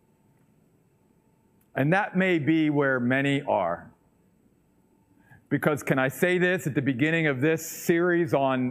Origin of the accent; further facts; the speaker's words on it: Western Maryland, United States; moved away; the little church that I grew up in back in Western Maryland